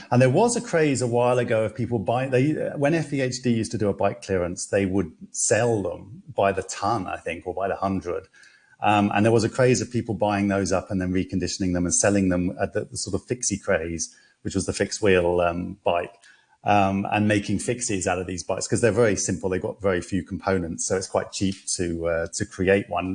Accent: London, United Kingdom; now in Hong Kong; I'm from London, you know, I used to cycle around all the time

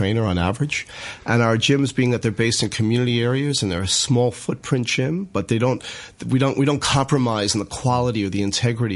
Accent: New York, United States; now in Hong Kong; I'm from New York

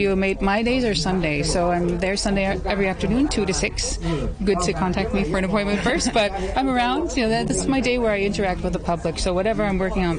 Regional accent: California, United States; moved away as an adult; also born or lived in Beijing; now in Hong Kong; I was born on the other side of this ocean in California

